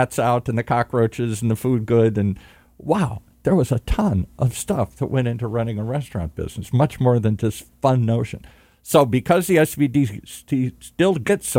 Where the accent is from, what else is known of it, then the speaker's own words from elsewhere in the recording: Michigan, United States; now in California, United States; I grew up in the Midwest, as I said, in Michigan